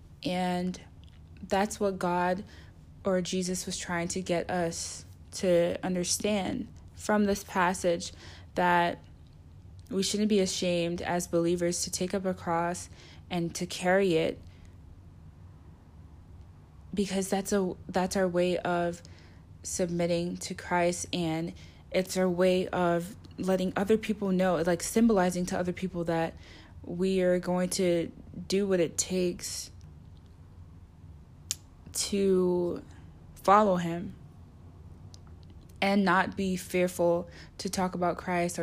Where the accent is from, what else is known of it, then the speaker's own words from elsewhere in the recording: United States; I'm from America